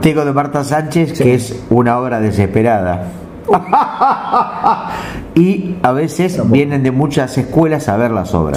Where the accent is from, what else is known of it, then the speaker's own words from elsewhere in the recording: Uruguay; soy uruguayo